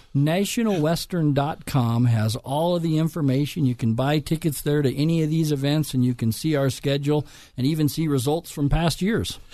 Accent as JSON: {"language": "English", "town": "Lakewood", "region": "Colorado", "country": "United States", "tie": "born or raised there", "said": "I grew up in Lakewood, Colorado, went to Alameda High School."}